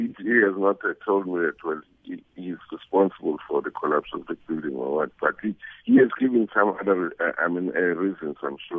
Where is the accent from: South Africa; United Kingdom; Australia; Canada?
South Africa; now in Nigeria; he thanked us as South African for assisting.